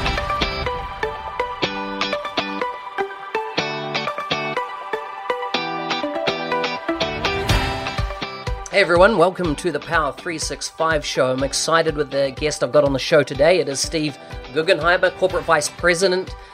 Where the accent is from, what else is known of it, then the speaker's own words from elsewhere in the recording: New Zealand; New Zealand, which, of course, my home country, very proud